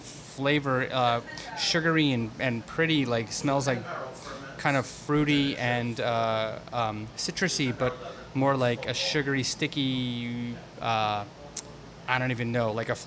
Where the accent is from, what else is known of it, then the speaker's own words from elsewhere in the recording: New Jersey, United States; I grew up in North Jersey, went to college in North Jersey